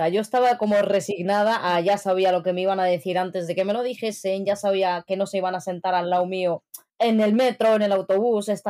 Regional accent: Morocco; ¿Con el camello en la calle para que reconozcas que soy marroquí o cómo va el asunto?

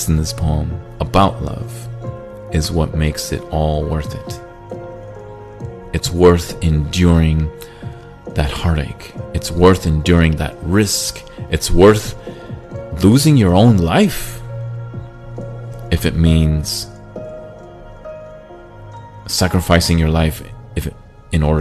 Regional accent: Chile; moved away; also born or lived in United States; a part of me wanted to go back to Chile

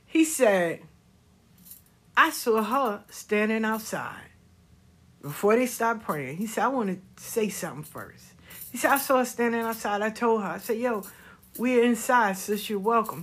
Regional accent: the South, United States; I'm from the South.

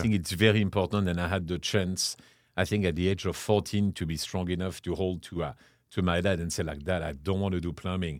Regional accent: Chartres, Centre-Val de Loire, France; English is a second language; moved away as an adult; also born or lived in London / Paris / Lenox, Massachusetts; now in San Antonio, United States; born and raised in France, uh, I grew up in a small town called Chartres, which is about an hour west of, uh, west of Paris

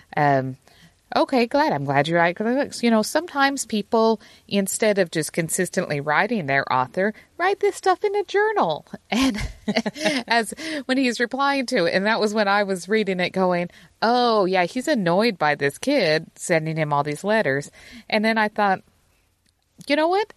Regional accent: Utah, United States; moved away; me growing up in Utah

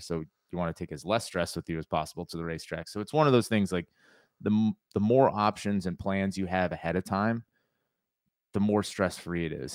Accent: Connecticut, United States; moved away as an adult; now in North Carolina, United States; I grew up in Connecticut

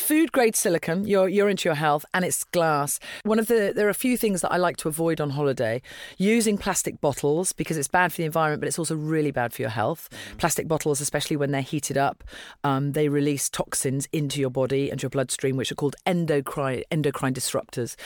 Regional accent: Dublin, Leinster, Ireland; moved away; my passport is Irish, so that's something that you perhaps wouldn't have expected 'cause I was born in Dublin

